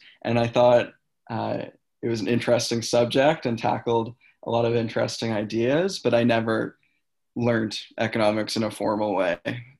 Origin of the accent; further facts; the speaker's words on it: Antigonish, Nova Scotia, Canada; I'm also from Anaganish, so I stayed local and ended up living on campus